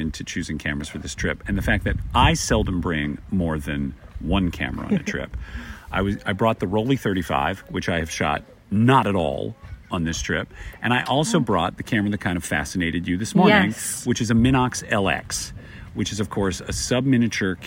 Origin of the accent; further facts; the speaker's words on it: United States; I'm your American cousin from the Sunny 16 podcast